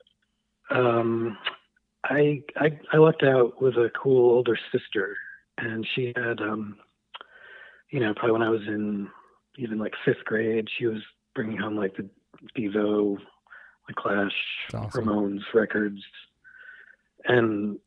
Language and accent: English; Newport, Rhode Island, United States; I was born there